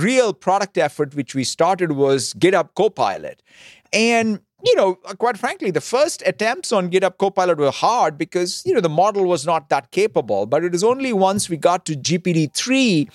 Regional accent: Hyderabad, Telangana, India; as a kid growing up in Hyderabad, India

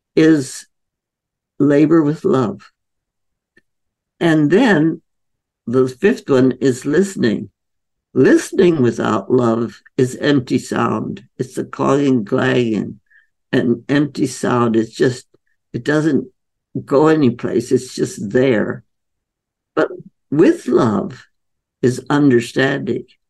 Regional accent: India; moved away; I was growing up in India

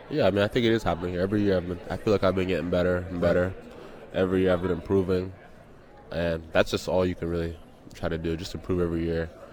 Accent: Missouri, United States; also born or lived in London / Nigeria; now in Toronto, Canada; I grew up with him in Missouri.

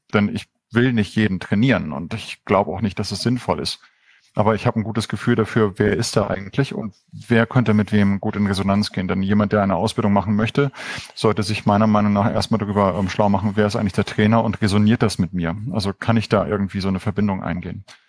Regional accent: Hamburg, further toward Denmark, North Germany, Germany; Hamburg ist so die Heimat, eigentlich noch weiter Richtung Dänemark.

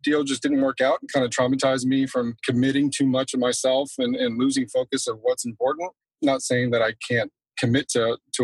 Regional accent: Texas, United States; I was born and raised in Texas

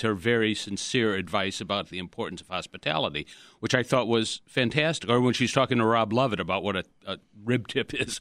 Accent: Chicago, Illinois, United States; We grew up in Portage Park

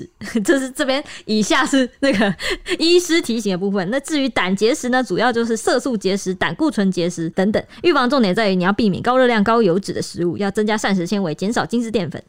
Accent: Taiwan; 我们台湾人超迷信，就是很信佛教这些就是信仰的东西

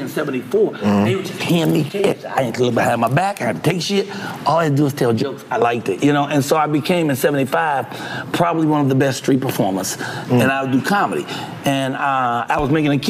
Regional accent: Chicago, Illinois, United States; When we moved into the projects, Robert Teller homes

